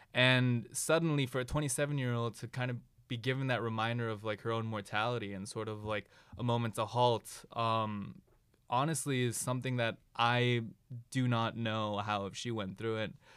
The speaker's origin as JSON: {"language": "English", "town": "Ann Arbor", "region": "Michigan", "country": "United States", "said": "I'm originally from Ann Arbor, Michigan"}